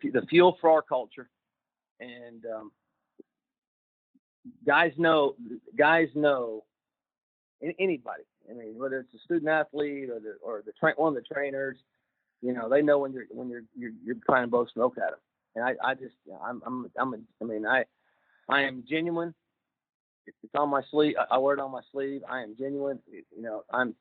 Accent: Oklahoma, United States; now in Ohio, United States; I'm from Oklahoma, as you mentioned, and I got a lot of ties in that area

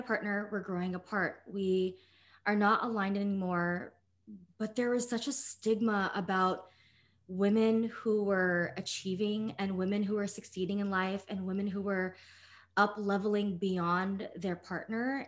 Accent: United States; I grew up as a Filipino American and daughter of immigrants

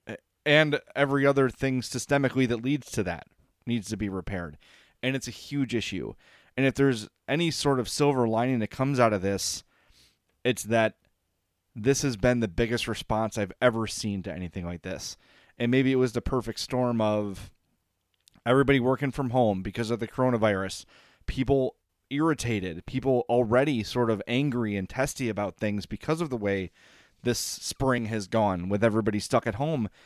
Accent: Oak Lawn, Illinois, United States; I, I grew up in Oak Lawn

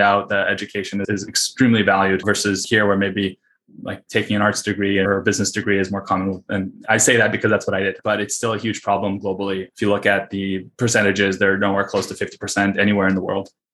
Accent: Russia; moved away; I was born in the Soviet Union and Russia

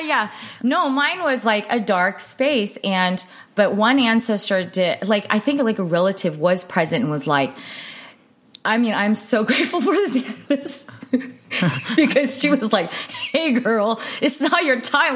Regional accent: United States; being Asian American

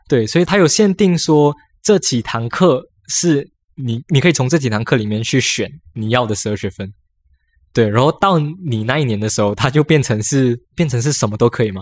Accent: Malaysia; moved away as an adult; now in Taiwan; 我们马来西亚人

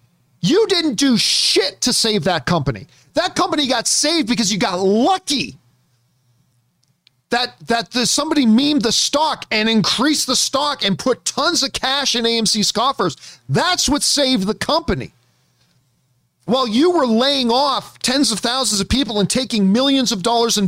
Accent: Canada; See, for me, growing up in Canada, it was not... Blockbuster wasn't the chain. There were Blockbusters in Canada, but the chain in Canada was Rogers Video.

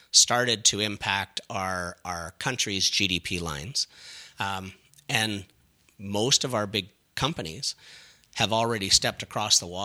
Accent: Scotland, United Kingdom; now in Canada; and again, being Scottish um, and pretty tight with money, it's still interesting to me that we have so many uh, small communities in Ontario that are saying no to retail

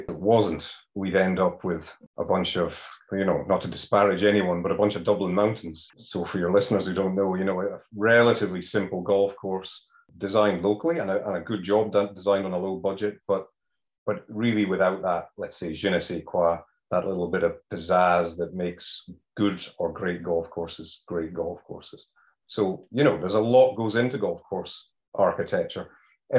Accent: Scotland, United Kingdom; moved away as an adult; now in Ireland; I'm Scottish originally, as you can tell

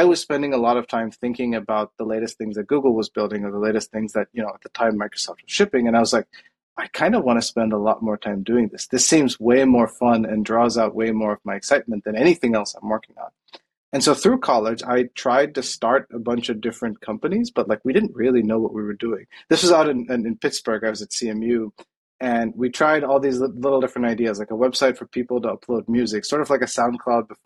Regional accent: Coimbatore, Tamil Nadu, India; moved away; I grew up in Coimbatore in India, which is a town in South India in the state of Tamil Nadu

